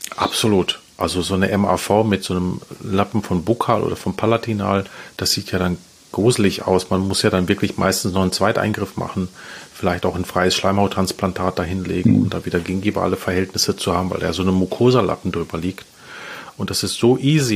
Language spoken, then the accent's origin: German; Essen, North Rhine-Westphalia, Germany; ich komme aus Essen